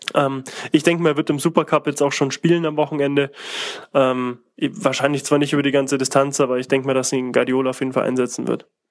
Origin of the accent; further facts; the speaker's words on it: Munich, Bavaria, Germany; Ich bin gebürtiger Münchner und zwar aus dem Münchner Norden. Ähm, von meinem alten Jugendzimmer aus kann ich direkt auf die Allianz Arena gucken